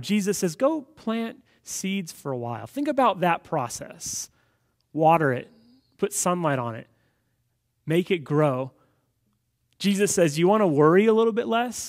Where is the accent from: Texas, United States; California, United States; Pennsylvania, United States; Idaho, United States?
California, United States; Los Angeles; growing up in Los Angeles